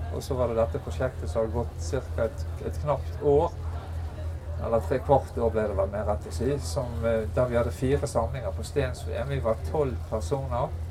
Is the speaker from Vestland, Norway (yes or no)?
yes; Bergen, Vestland, Norway; jeg er fra Bergen, så leste mye Bergens Tidende